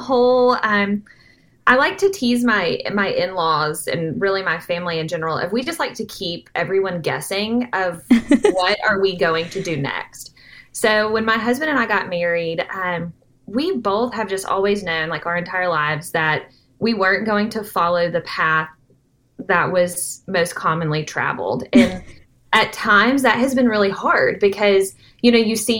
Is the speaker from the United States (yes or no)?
yes; Nashville, Tennessee, United States; I grew up around Nashville. I like to call myself a Nashville native